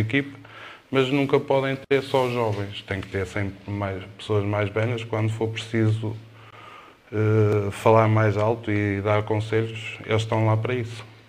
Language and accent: Portuguese; Cerva, Norte, Portugal; eu sou de Serba, eh, comecei nas camadas jovens